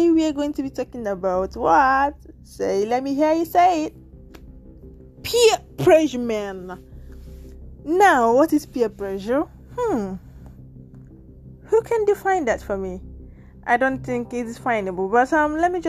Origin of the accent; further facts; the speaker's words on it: Nigeria; first language Nigerian Pidgin; also born or lived in Lagos, Nigeria; now in Italy; I'm from Nigeria